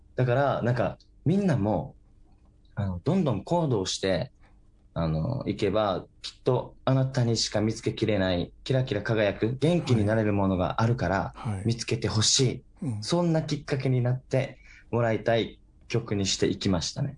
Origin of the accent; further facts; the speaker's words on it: Okinawa, Japan